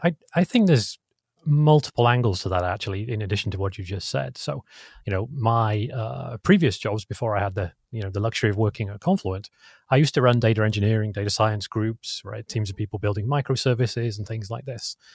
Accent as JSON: {"language": "English", "region": "England", "country": "United Kingdom", "moved": "yes", "lives_now": "California, United States", "said": "I'm English originally"}